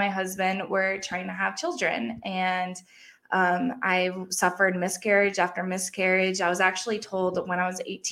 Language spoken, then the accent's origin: English; Massachusetts, United States; I grew up in Massachusetts.